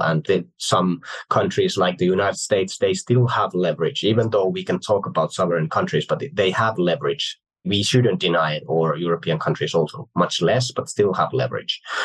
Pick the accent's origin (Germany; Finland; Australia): Finland; I like to bring up Finland. Well, it's my home country